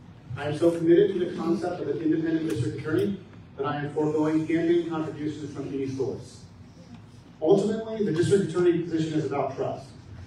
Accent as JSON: {"language": "English", "town": "San Clemente", "region": "California", "country": "United States", "tie": "born or raised there", "also_born_or_lived": "Big Bear, California", "said": "I was born in Southern California and moved from Big Bear to Orange County when I was 4 years old. I went to public elementary, middle, and high school in San Clemente"}